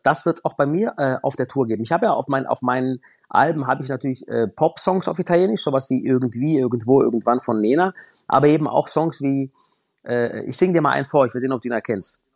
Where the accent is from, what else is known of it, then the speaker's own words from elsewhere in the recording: Baden-Württemberg, Germany; da bei uns im Süden Deutschlands